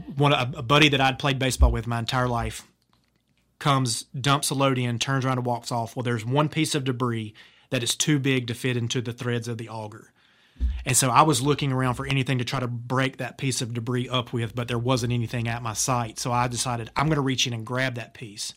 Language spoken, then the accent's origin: English; Laurinburg, North Carolina, United States; at a glass plant in my hometown of Laurinburg, North Carolina